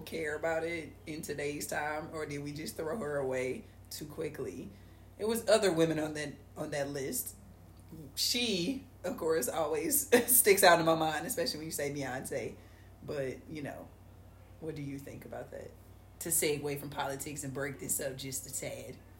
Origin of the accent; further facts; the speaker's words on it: St. Louis, Missouri, United States; We're from St. Louis